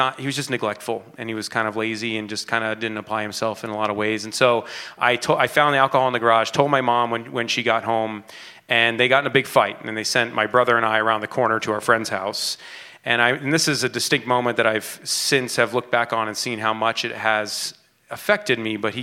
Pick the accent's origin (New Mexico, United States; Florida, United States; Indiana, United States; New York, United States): New York, United States; New York City; moved away; also born or lived in California; I was born in 1980, and I was born in the Bronx, New York